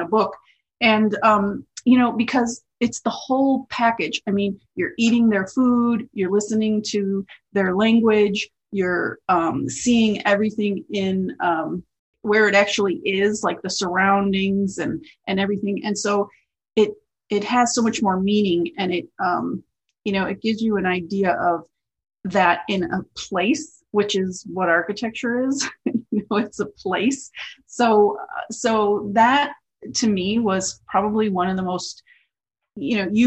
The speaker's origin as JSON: {"language": "English", "town": "River Forest", "region": "Illinois", "country": "United States", "tie": "born or raised there", "said": "I grew up in a suburb called Oak Park, Illinois. Well, actually I grew up in River Forest, but it's Oak Park and River Forest is practically the same place."}